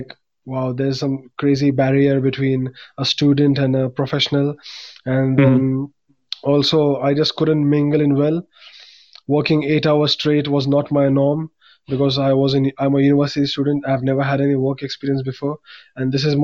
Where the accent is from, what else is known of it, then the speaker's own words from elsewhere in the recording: India; moved away as an adult; now in Prague, Czech Republic; I come from India